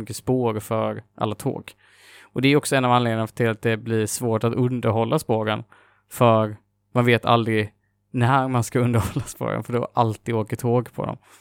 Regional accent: Jönköping, Jönköping County, Sweden; moved away; Jag är ju från Jönköping ursprungligen

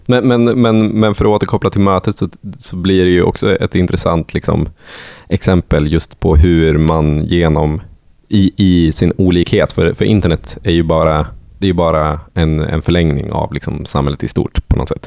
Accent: Sweden; där jag är ifrån, så utanför vinden

